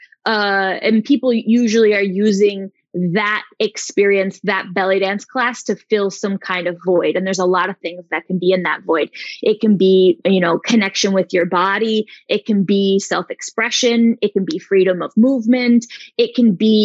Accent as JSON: {"language": "English", "town": "Chicago", "region": "Illinois", "country": "United States", "also_born_or_lived": "Arizona", "moved": "yes", "lives_now": "Barcelona, Spain", "said": "I'm originally from Chicago. I was in Arizona for 10 years before I moved for the master's program"}